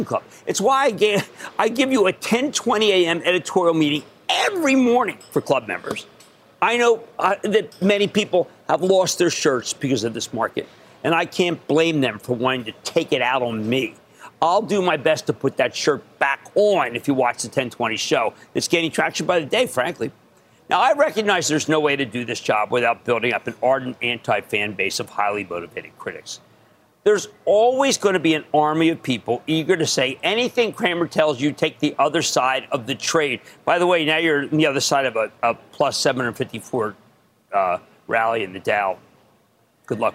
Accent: Philadelphia, Pennsylvania, United States; also born or lived in New Jersey; I'm Philadelphian

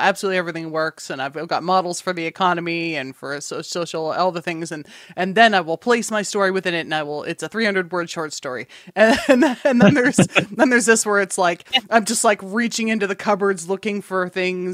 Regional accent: Canada; being a Canadian

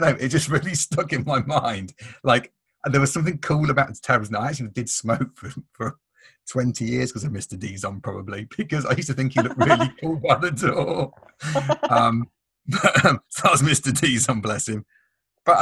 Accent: Nottingham, East Midlands, United Kingdom; accent: Nottingham; my Nottingham accent, but with A Up Me Duck and all

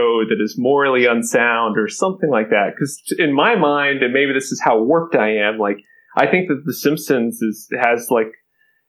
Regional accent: Kentucky, United States; I'm originally from Kentucky, grew up in a small town in Kentucky

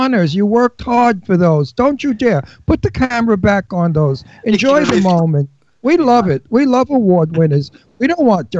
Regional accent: New York City, New York, United States; I'm from Brooklyn.

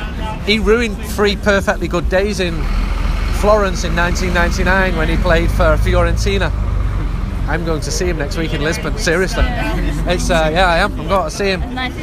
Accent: Manchester, North West England, United Kingdom; Well, I'm from Manchester, and I absolutely love Portugal.

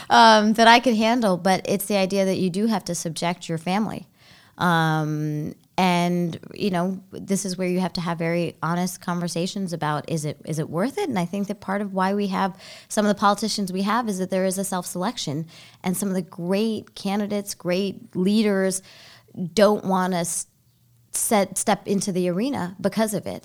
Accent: Baltimore, Maryland, United States; also born or lived in Sri Lanka; I grew up in Baltimore

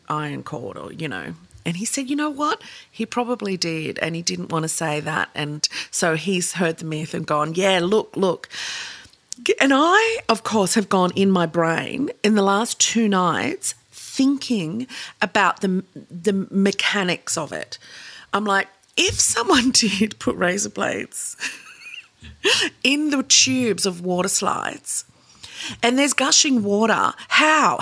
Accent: Seaforth, New South Wales, Australia; I grew up in Seaforth, so we had it at the Manly water slides

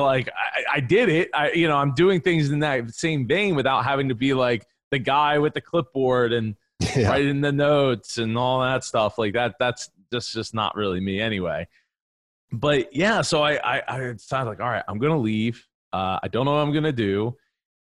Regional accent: New Jersey, United States; So I grew up in a family business in the truck parts industry in South Jersey. You said I was from South Philly. My family's from South Philly. I'm from South Jersey

